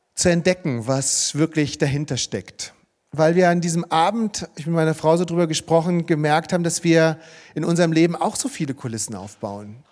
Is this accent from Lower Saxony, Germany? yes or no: no; Marburg, Hesse, Germany; bei uns in Marburg, wo ich aufgewachsen bin